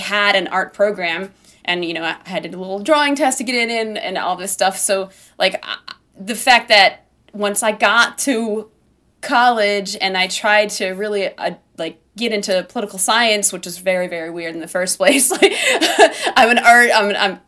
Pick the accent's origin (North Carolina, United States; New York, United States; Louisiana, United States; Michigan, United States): New York, United States; Buffalo; now in outside New York City, United States; I grew up in Buffalo, which is the second biggest city in New York